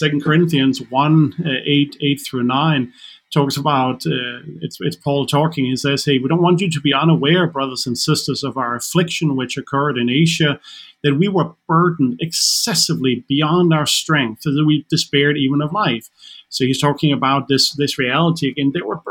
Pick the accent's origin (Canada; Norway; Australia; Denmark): Denmark; first language Danish; English is a second language; now in Nashville, United States; Again, I do speak Danish as my mother tongue, so I can even walk around in a supermarket here in Nashville.